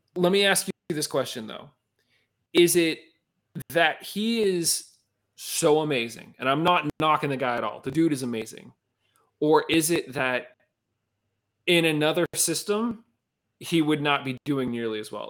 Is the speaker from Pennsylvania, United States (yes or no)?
yes; Penn Hills, Pennsylvania, United States; We grew up in Penn Hills